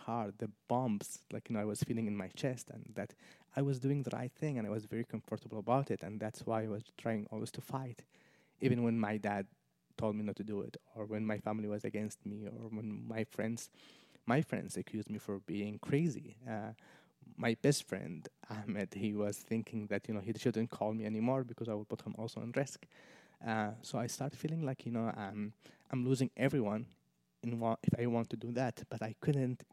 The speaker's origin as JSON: {"language": "English", "region": "northern Yemen", "country": "Yemen", "also_born_or_lived": "Aden, Yemen", "accent": "northern", "second_language": "English", "moved": "as an adult", "said": "They can recognize me from my accent. It's like someone from Texas lived in New York in some way, so you can know exactly that he's from the north, not from the south"}